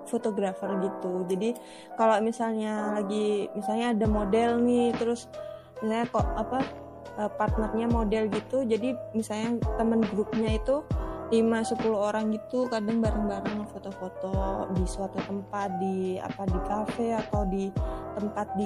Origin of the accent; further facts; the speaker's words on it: Java, Indonesia; born there; Kan sebenarnya kan aku aslinya kan lahirnya di Jawa